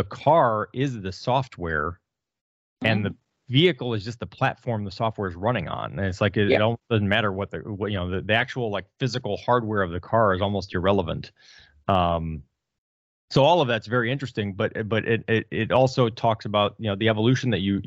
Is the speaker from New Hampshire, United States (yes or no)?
no; Detroit, Michigan, United States; I'm from Detroit, got the hat. I grew up in Detroit